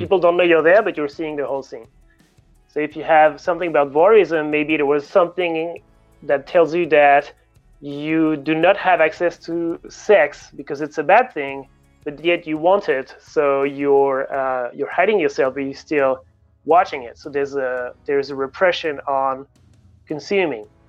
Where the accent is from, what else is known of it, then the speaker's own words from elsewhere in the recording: Paris, Île-de-France, France; moved away as an adult; also born or lived in Sydney, Australia; I'm French originally. I grew up in Paris and uh, studied physics in Paris